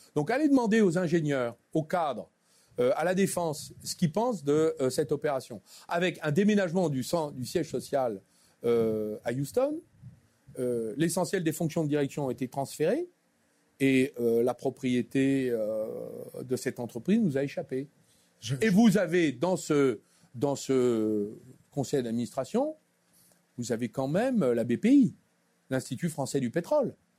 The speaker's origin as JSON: {"language": "French", "town": "Clamecy", "region": "Bourgogne-Franche-Comté", "country": "France", "tie": "born or raised there", "also_born_or_lived": "Dijon / Paris", "moved": "as an adult", "said": "je suis né à Clamcy, dans la Nièvre, en 1962."}